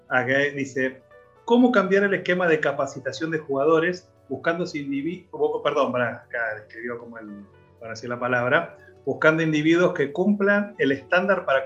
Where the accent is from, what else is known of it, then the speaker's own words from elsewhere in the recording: Argentina; como argentino, te lo digo, orgulloso de todo lo que hicieron los muchachos